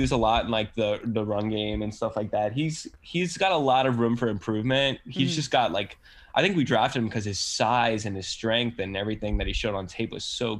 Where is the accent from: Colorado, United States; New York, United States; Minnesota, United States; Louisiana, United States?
Louisiana, United States; I'm from Louisiana.